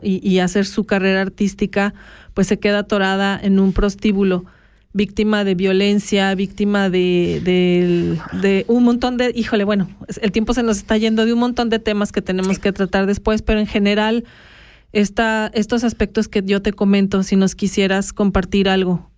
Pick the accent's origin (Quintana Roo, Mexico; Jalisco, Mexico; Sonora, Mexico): Jalisco, Mexico; Guadalajara; moved away; also born or lived in Puerto Vallarta; yo como mexicana también, yo soy de Guadalajara